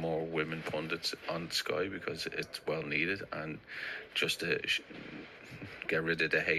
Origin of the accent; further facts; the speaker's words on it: Ireland; I'm from Ireland.